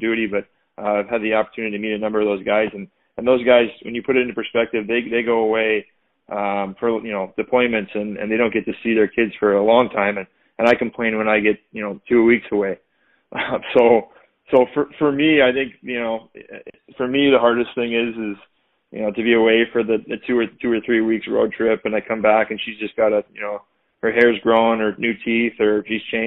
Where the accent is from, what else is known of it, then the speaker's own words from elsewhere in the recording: California, United States; now in Boston, United States; I'm originally from California, but I live out in Boston now.